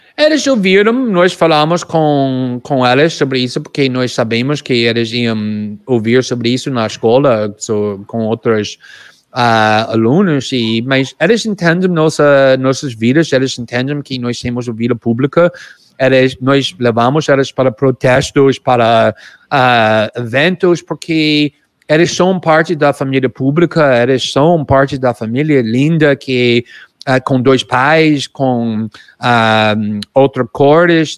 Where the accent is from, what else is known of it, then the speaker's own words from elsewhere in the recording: United States; Portuguese is a second language; now in Brazil; eu sou mais frio como norte-americano